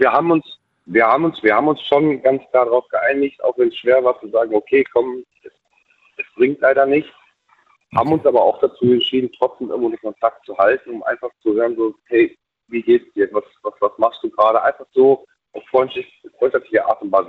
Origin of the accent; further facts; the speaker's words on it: Bautzen, Saxony, Germany; moved away; ich bin gebürtig, komme ich aus dem Osten, ähm, aus der tiefsten DDR